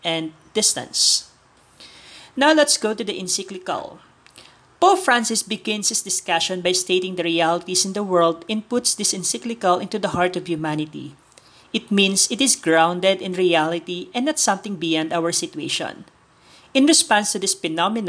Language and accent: English; Philippines; from the Philippines